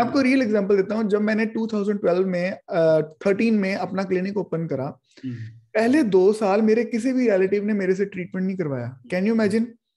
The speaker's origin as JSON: {"language": "Hindi", "town": "Amritsar", "region": "Punjab", "country": "India", "said": "मैं बेसिकली अमृतसर पंजाब से बिलोंग करता हूँ"}